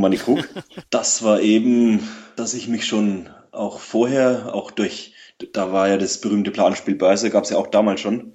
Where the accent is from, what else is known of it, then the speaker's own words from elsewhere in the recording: Lower Franconia, Bavaria, Germany; Ich komme aus Unterfranken.